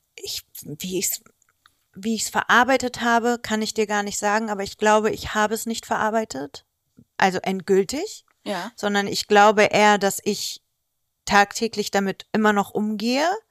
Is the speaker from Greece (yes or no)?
yes; Greece; ich bin Griechin